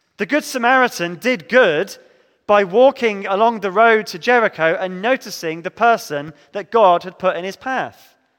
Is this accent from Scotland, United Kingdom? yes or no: no; Devon, South West England, United Kingdom; growing up in Devon, my church did much good for me.